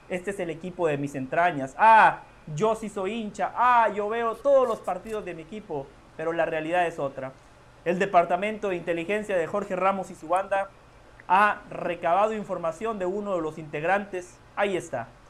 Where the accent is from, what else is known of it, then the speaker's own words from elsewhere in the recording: Guatemala; yo soy de Guatemala